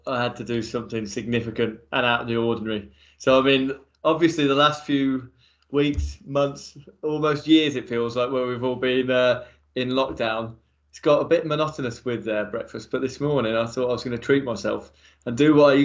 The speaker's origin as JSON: {"language": "English", "region": "Midlands", "country": "United Kingdom", "said": "I'm from the Midlands"}